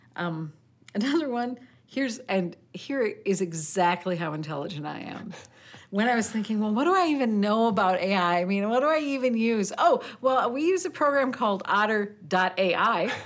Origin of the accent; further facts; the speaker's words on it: Midwest, United States; I am I am a redneck from the Midwest